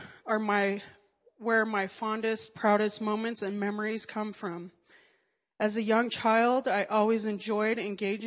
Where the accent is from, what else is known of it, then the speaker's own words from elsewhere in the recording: Colorado, United States; also born or lived in Alabama; I was born and raised in Colorado